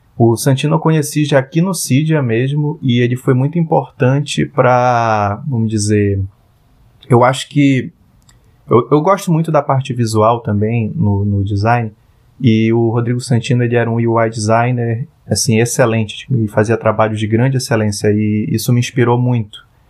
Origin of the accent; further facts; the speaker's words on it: Parintins, Amazonas, Brazil; moved away as an adult; now in Manaus, Brazil; eu sou parintinense, eu nasci em Parintins. Parintins é uma ilha localizada no interior do Amazonas. E eu vivi 17 anos da minha vida lá